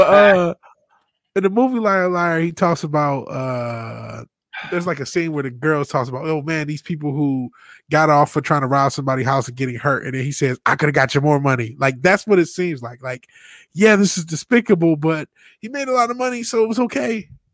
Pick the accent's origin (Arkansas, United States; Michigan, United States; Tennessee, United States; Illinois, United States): Michigan, United States; Detroit; I'm from Detroit.